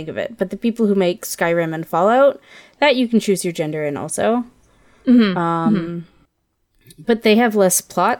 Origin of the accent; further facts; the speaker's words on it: Ontario, Canada; now in British Columbia, Canada; I grew up in Ontario.